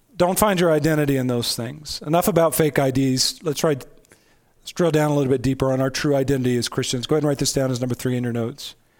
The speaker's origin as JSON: {"language": "English", "country": "United States", "said": "I'm an American"}